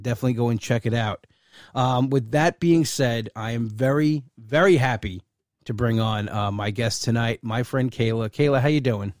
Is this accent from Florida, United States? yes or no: no; Bellmore, New York, United States; now in Wantagh, United States; I was from Belmore